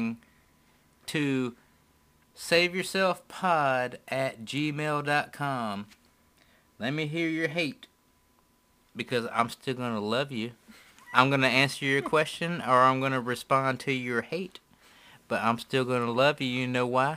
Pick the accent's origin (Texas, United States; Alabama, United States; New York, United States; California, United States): Alabama, United States; We're from Alabama.